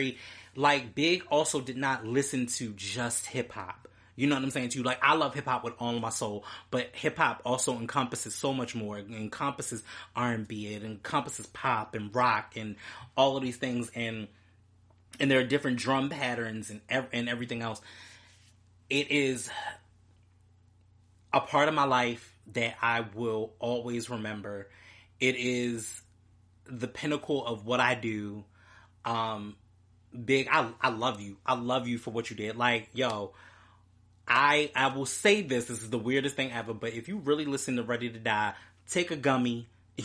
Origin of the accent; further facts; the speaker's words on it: Baltimore, Maryland, United States; my hometown, Baltimore